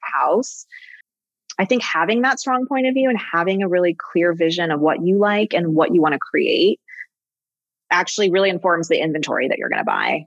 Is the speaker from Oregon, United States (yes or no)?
no; Los Angeles, California, United States; I grew up in Los Angeles and the whole Laurel Canyon thing and music